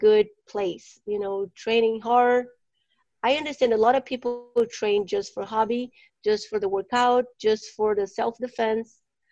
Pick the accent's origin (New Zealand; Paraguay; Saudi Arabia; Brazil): Brazil; now in Phoenix, United States; I'm from Brazil